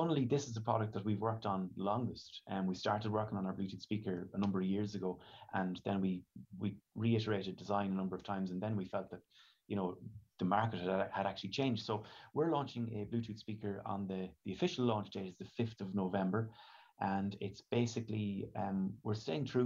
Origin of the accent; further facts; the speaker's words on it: Ireland; here in Ireland